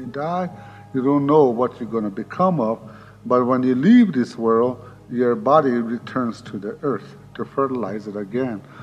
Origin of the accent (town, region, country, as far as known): Pine Ridge Indian Reservation, South Dakota, United States; born or raised there